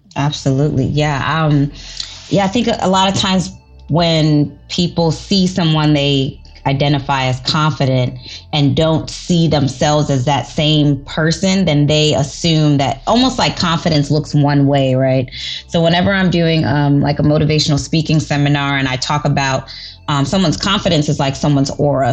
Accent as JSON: {"language": "English", "town": "New York City", "region": "New York", "country": "United States", "said": "I'm from the Bronx"}